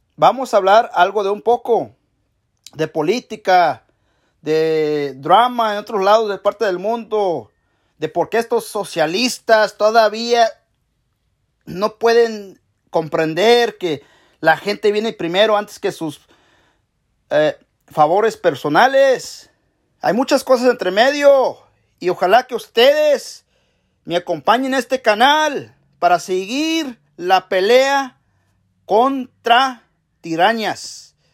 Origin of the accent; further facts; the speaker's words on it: Mexico; now in United States; Yo soy mexicano